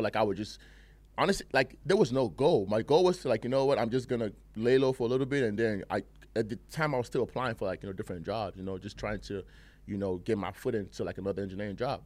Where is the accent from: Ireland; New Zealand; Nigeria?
Nigeria; also born or lived in England; now in United States; I grew up in Nigeria and England, you know, um, half and half. Then I moved out here to, to the States